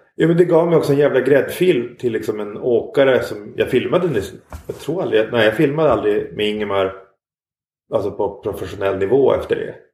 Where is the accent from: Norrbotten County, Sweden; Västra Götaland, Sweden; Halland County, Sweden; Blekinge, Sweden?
Norrbotten County, Sweden; Norrfjärden; moved away; also born or lived in Västerbotten; Jag är uppvuxen utanför Pite i en uh, by som heter Norrfjärden